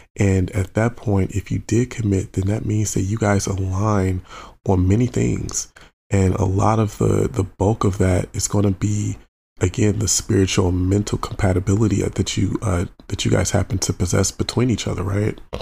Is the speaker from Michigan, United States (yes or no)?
yes; Michigan, United States; I'm born and raised in Michigan